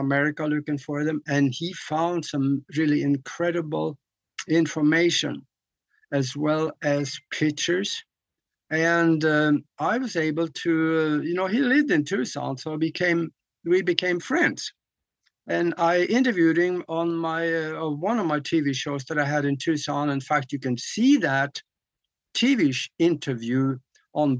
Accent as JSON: {"language": "English", "country": "Norway", "tie": "born or raised there", "moved": "yes", "said": "when I grew up back in Norway"}